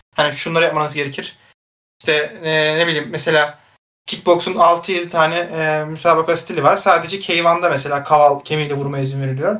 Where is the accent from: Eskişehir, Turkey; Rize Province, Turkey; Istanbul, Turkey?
Istanbul, Turkey; polis lojmanlarında büyüdüm ben. Daha sonra zaten Başakşehir'e geçtik